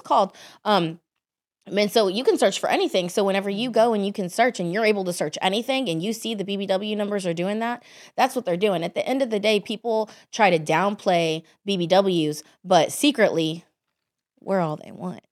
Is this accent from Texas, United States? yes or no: yes; Dallas, Texas, United States; I grew up in Dallas, Texas